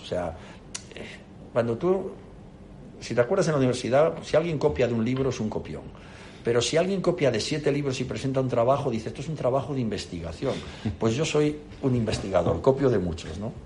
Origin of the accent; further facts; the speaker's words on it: León, Castile and León, Spain; also born or lived in Palencia / Oviedo; castellano leonés, nací en Palencia y me he criado en León